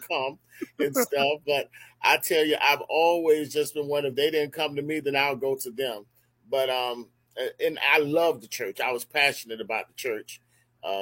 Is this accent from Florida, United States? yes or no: yes; Miami Gardens, Florida, United States; moved away as an adult; now in Daytona Beach, United States; I'm from Carroll City.